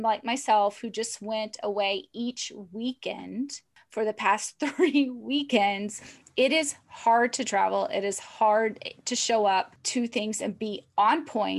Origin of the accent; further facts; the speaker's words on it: United States; I'm an American